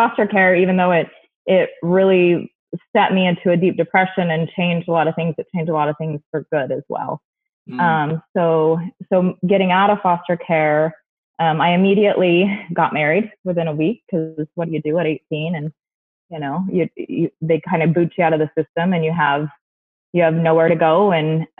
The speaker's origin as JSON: {"language": "English", "town": "St. George", "region": "Utah", "country": "United States", "tie": "born or raised there", "also_born_or_lived": "Mesa, Arizona", "said": "I moved to St. George, Utah when I was 8"}